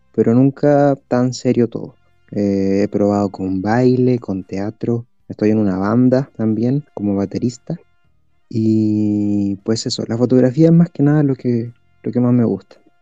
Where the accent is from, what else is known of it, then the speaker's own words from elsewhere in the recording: Chile; soy de Chile